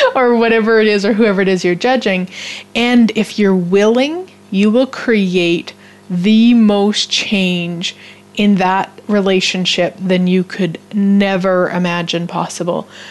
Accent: Canada; as a Canadian

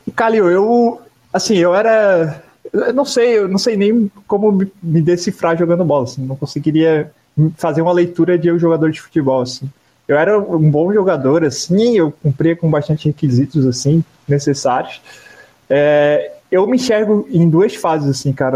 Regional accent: Garopaba, Santa Catarina, Brazil; eu, cresci, eu vivi toda a minha vida em Garopaba, né? Até hoje eu vivo aqui.

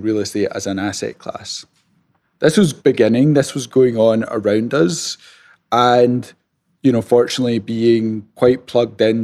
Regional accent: Scotland, United Kingdom; accent: Scottish; moved away as an adult; now in United States; So the accent is Scottish. I'm originally from Scotland, though I've been living in the States for the last 10 years

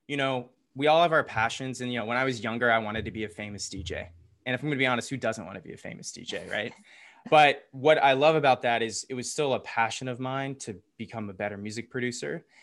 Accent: Atlanta, Georgia, United States; accent: Southern; Yeah, from I'm from the here. South. I got rid of my accent. I could say y'all taught like this, but I try not to, even though that's where all my friends have Southern accents.

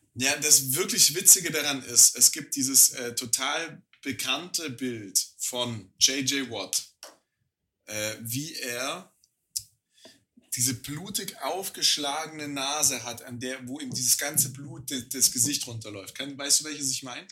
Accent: Germany; als Deutscher

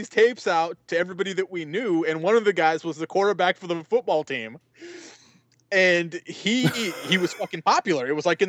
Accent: Fontana, California, United States; Yeah, because Travis Barker is a Fontana native, and that's where I grew up in Fontana.

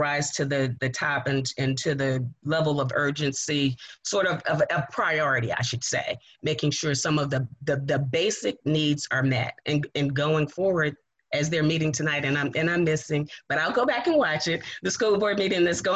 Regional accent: Richmond, Virginia, United States; I was raised in Southside in Manchester, right off of Sims Avenue on West 30th Street

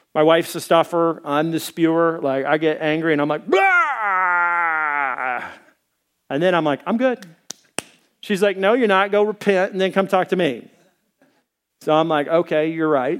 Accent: Arkansas, United States; I am from Arkansas

